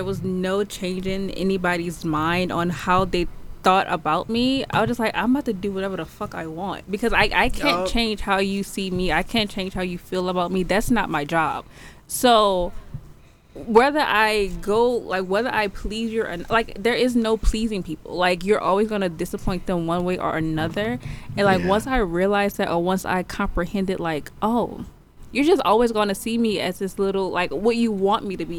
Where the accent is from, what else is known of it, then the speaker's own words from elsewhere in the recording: Houston, Texas, United States; also born or lived in New Orleans; I was born in New Orleans and we moved to Houston after Katrina.